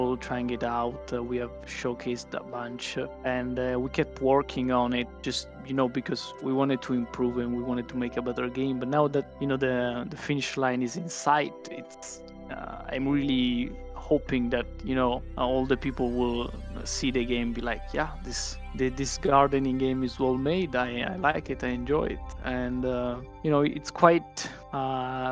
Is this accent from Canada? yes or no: no; Italy; I am from Italy.